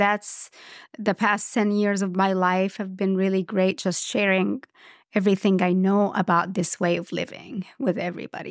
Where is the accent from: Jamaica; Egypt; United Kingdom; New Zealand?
Egypt; Port Said Governorate; moved away; also born or lived in Cairo / Alexandria; I grew up in Egypt, and, and Egypt is at, at least the bigger cities. I, I'm from Port Said